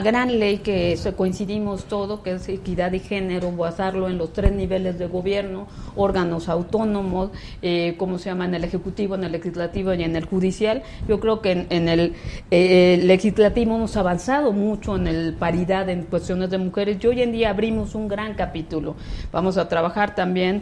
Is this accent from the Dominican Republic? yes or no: no; Ciudad del Carmen, Campeche, Mexico; yo vengo de Campeche, yo soy de Ciudad del Carmen, un estado petrolero